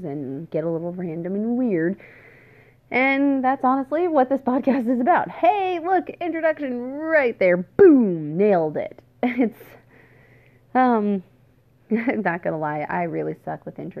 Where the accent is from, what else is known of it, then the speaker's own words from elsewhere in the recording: Washington, United States; also born or lived in Oregon / Wisconsin / Alberta, Canada; now in Indiana, United States; I was originally born and raised in Washington State